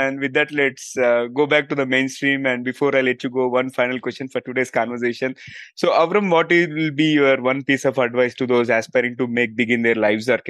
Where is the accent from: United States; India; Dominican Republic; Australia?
India; I'm from India